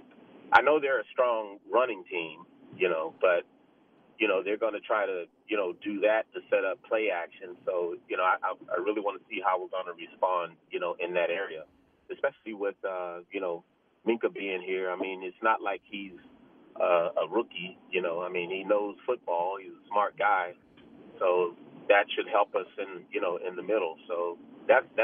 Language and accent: English; Pittsburgh, Pennsylvania, United States; now in Los Angeles, United States; I was born and raised in Pittsburgh. I live in Los Angeles. I came to L.A. in 78, but I was born and raised in Pittsburgh